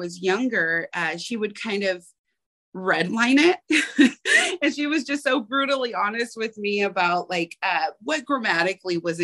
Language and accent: English; Portland, Oregon, United States; I grew up in Portland, Oregon